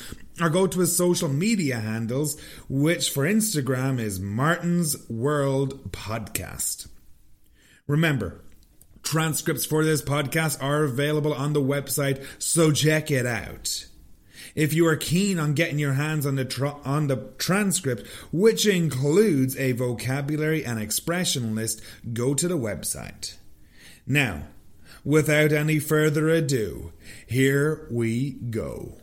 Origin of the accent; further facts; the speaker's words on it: Ireland; Well, we are both from Ireland.